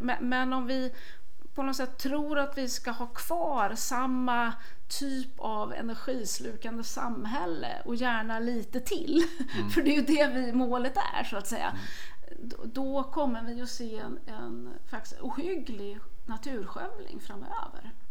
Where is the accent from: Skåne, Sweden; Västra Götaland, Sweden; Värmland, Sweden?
Värmland, Sweden; jag kommer ju från Värmland